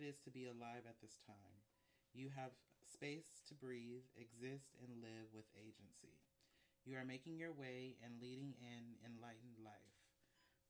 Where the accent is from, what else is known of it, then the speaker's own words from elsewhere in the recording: Oakland, California, United States; I grew up in West Oakland, 32nd and Linden Street